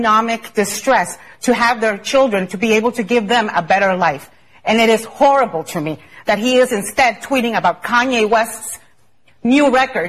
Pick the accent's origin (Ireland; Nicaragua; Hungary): Nicaragua; I'm from Nicaragua, okay? I was born in Nicaragua.